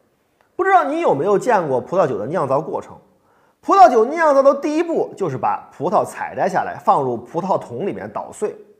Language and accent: Chinese; China; 多多关爱我们中国人自己的民族工业